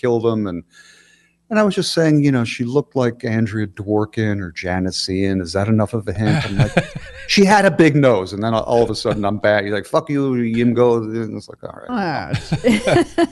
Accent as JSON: {"language": "English", "town": "Philadelphia", "region": "Pennsylvania", "country": "United States", "said": "I'm from Philly too"}